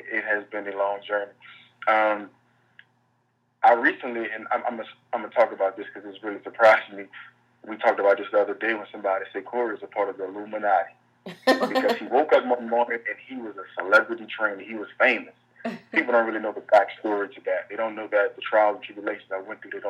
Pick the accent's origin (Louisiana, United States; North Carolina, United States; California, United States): Louisiana, United States; New Orleans; also born or lived in Baton Rouge, Louisiana; now in Los Angeles, United States; I grew up in New Orleans, Louisiana